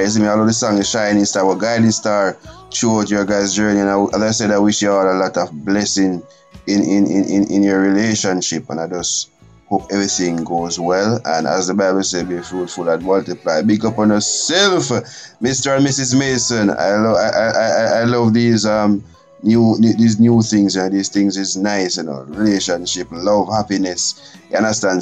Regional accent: Jamaica; my home country, Jamaica

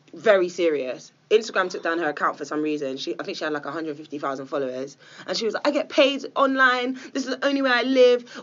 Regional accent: England, United Kingdom; I'm English.

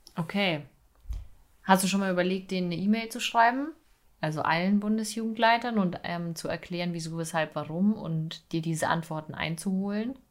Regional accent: Bavaria, Germany; bei uns in Bayern

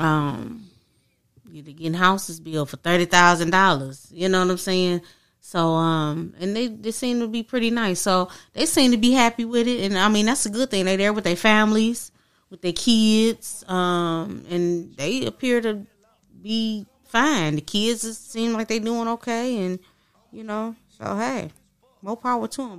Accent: Michigan, United States; I'm from Michigan

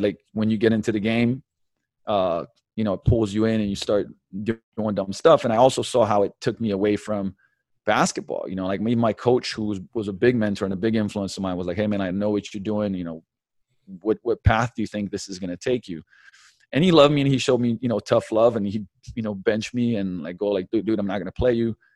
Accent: Slovenia; moved away; also born or lived in London; I was born in Yugoslavia in eighty-one, so, man, that's, you know, socialism, communism days, uh, moved to, eh, eh, moved to London when I was seven, we came back to, you know, Slovenia

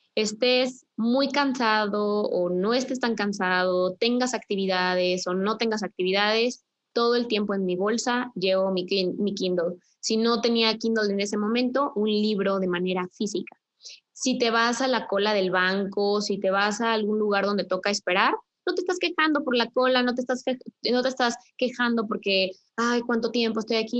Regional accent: Querétaro, Mexico; yo soy de Querétaro

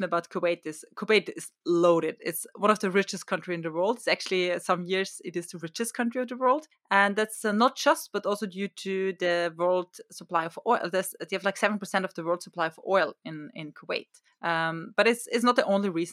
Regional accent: Austria; I come from Austria

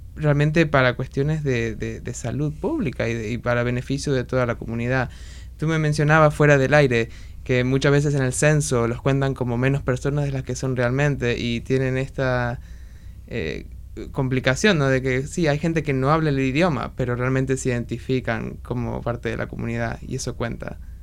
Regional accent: Argentina; now in Washington, United States; Yo soy de argentina

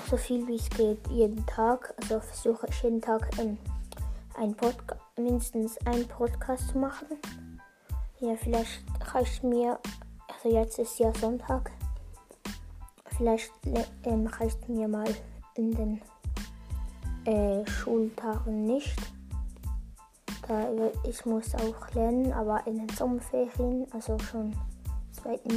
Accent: Switzerland; accent: Bernese German; wenn soll ich bin ja Schweizer, habe ich schon im Trailer gesagt. Ähm, wenn soll ich Berndeutsch sprechen?

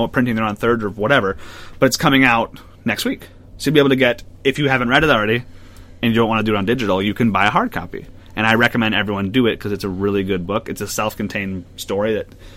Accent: United States; We're American

